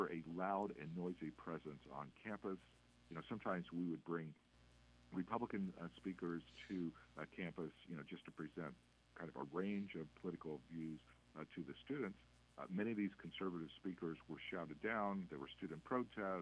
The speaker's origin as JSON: {"language": "English", "region": "Midwest", "country": "United States", "tie": "born or raised there", "said": "I grew up in the Midwest"}